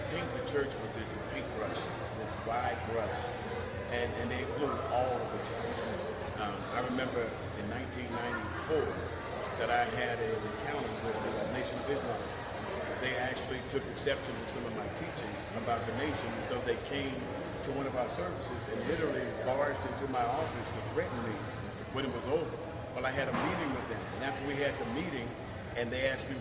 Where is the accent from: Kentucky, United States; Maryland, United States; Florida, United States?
Florida, United States; Jacksonville; I was raised right here in Jacksonville, Florida.